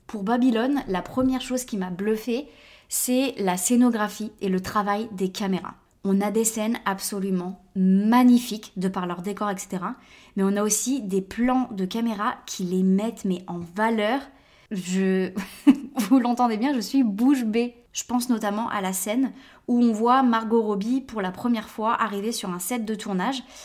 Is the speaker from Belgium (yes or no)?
no; France; now in United States; Je l'ai vu en grandissant en France